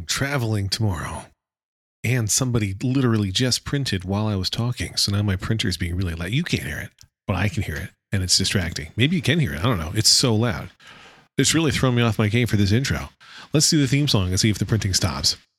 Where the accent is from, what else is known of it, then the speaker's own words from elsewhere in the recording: United States; accent: American English; my American English accent